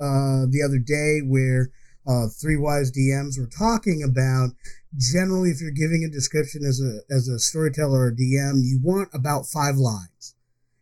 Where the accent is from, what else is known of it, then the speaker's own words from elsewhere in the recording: Ithaca, New York, United States; my hometown growing up, I will always talk about the fact that Cornell University is there